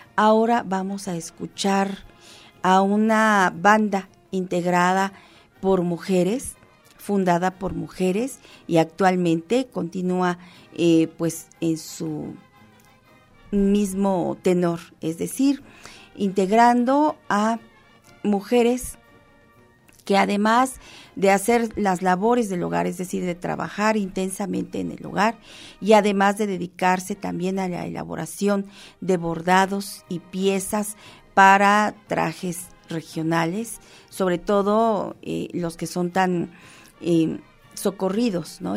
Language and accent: Spanish; Mexico; como mexicanos que somos